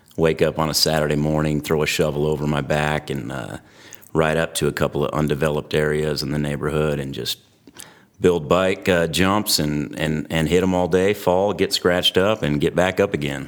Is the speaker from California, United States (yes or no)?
yes; Antioch, California, United States; when I was a kid, I grew up in the East Bay Area, uh, little town called Antioch along the Delta